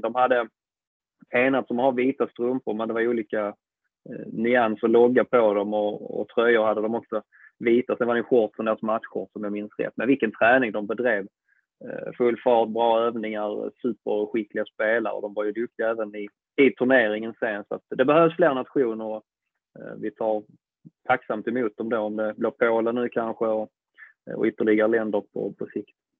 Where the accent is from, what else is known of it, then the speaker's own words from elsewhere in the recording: Malmö, Skåne, Sweden; i gamla isstadion om jag förstått det rätt, där jag själv sprang som liten och kollade på Mix